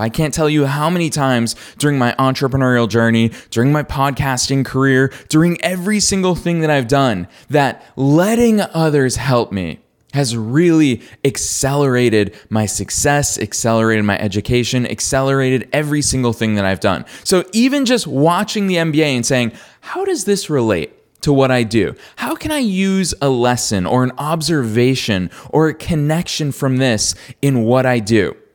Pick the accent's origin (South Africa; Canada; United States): United States; Boston, Massachusetts; I'm from Boston